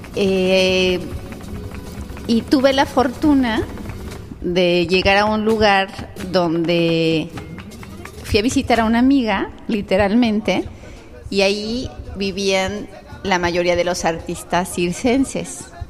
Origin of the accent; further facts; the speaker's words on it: Tlalnepantla, State of Mexico, Mexico; moved away as an adult; now in Playa del Carmen, Mexico; yo nací en el Estado de México, en Tlalnepantla, pero eh, estoy aquí en Playa del Carmen desde el 99